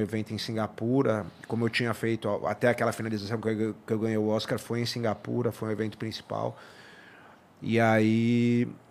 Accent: São Paulo, Brazil; also born or lived in San Diego; cresci em São Paulo

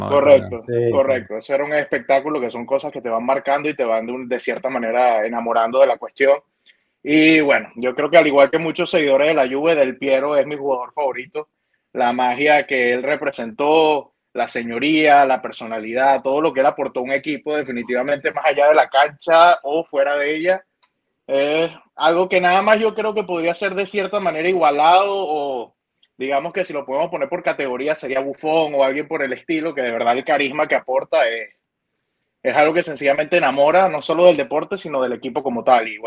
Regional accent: Venezuela; now in Orlando, United States; Eh, yo estoy en Orlando, pero soy venezolano.

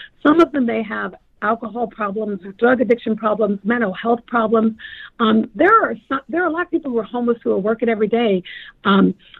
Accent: Tacoma, Washington, United States; I'm a little girl who grew up poor in Tacoma

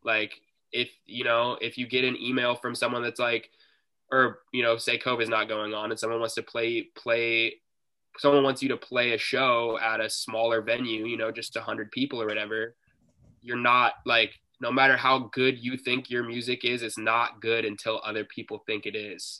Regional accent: Seattle, Washington, United States; we're from Seattle

